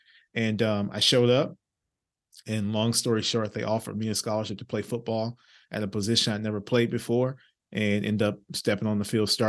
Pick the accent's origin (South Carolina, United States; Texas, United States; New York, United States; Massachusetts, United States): Texas, United States; Orange; I'm from a small town in East Texas by the name of Orange, Texas. If you're driving on I-10, it's the last town in Texas before you cross over into Louisiana. Gotcha. So very small town, humble beginnings.